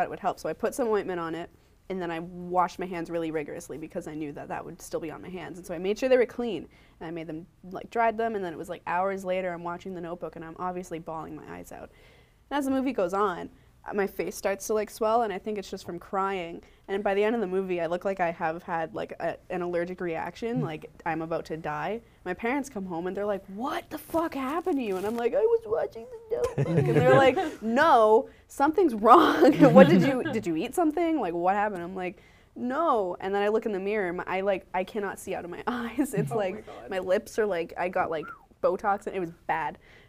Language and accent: English; Scotland, United Kingdom; I am Scottish.